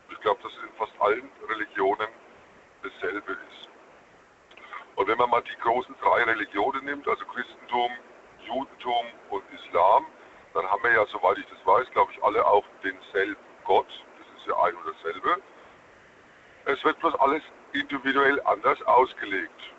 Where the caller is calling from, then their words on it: Bonn, North Rhine-Westphalia, Germany; Ich komme aus Bonn.